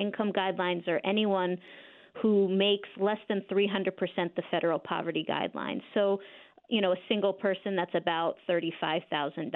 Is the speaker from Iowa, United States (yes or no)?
no; Croton-on-Hudson, New York, United States; moved away as an adult; now in Berkshires, United States; I was raised in Westchester. I was raised in Croton-on-Hudson